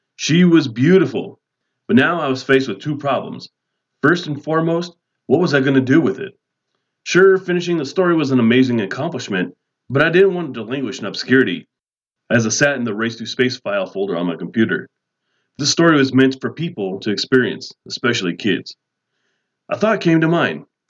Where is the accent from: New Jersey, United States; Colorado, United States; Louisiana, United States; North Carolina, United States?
Colorado, United States; Denver; I'm from Denver, Colorado.